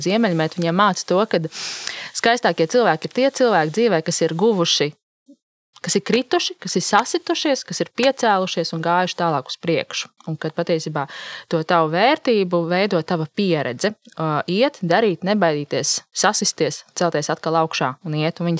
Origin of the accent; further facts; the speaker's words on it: Latvia; kādi mēs vispār esam kā latvieši?